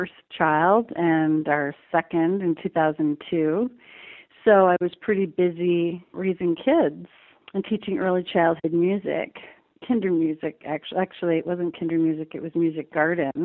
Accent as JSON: {"language": "English", "town": "Green Bay", "region": "Wisconsin", "country": "United States", "tie": "born or raised there", "also_born_or_lived": "Madison, Wisconsin", "moved": "as an adult", "lives_now": "Denver, United States", "said": "I grew up in Green Bay, Wisconsin, on the west side, not far from Lambeau Field."}